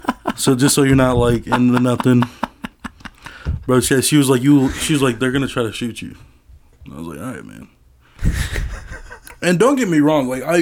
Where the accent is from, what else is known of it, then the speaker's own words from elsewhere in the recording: Des Moines, Iowa, United States; also born or lived in Lincoln, Nebraska; I'm from Southside Des Moines.